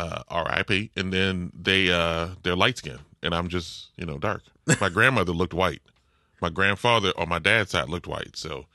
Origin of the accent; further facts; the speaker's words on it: New Orleans, Louisiana, United States; You know, I like I'm from New Orleans, but I don't speak like I'm from New Orleans. Now, when I'm with family, it's like I get a lazier tongue because I'm around it.